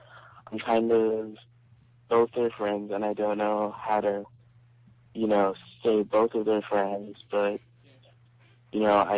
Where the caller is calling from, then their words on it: Atlanta, Georgia, United States; from Atlanta.